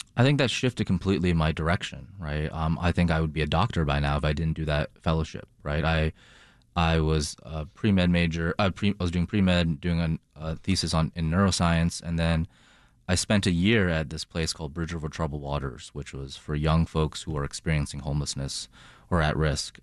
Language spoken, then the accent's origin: English; Boston, Massachusetts, United States; moved away as an adult; also born or lived in China / Toronto, Canada; now in Chicago, United States; I grew up in China, spent a minute in Toronto, and grew up, uh, in my childhood in Boston.